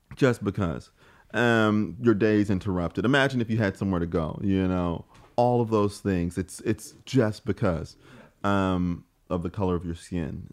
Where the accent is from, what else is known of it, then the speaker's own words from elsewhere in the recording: St. Louis, Missouri, United States; moved away as an adult; now in Australia; I'm from St. Louis, Missouri, uh, in the, the United States